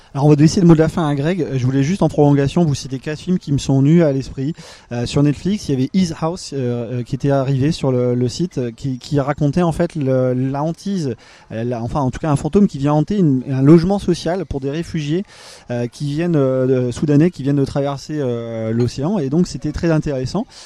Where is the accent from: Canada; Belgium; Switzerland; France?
France; en tant que Français